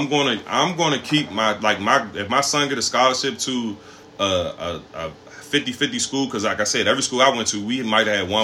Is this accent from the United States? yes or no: yes; Prince George's County, Maryland, United States; I do live near where I grew up at, you know what I'm saying? But eventually, I'm going to get away, but I ain't going too far. You know what I'm saying? I'm going to still keep myself in a black. Because, number one, we are all from a black community. We are from Prince George's